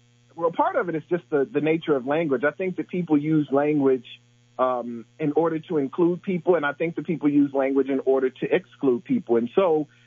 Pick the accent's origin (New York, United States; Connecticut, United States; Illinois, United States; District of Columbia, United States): Illinois, United States; Decatur; now in Charlottesville, United States; growing up in Decatur